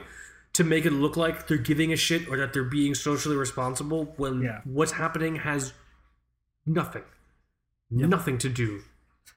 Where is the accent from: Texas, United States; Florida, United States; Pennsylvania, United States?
Florida, United States; South; growing up in South Florida